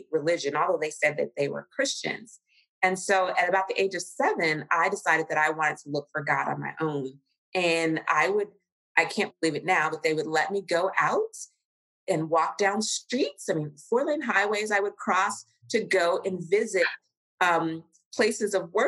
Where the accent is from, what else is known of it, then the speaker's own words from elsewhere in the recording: Cincinnati, Ohio, United States; moved away as an adult; also born or lived in New York City / Kenya; I was raised in Cincinnati, Ohio, Southern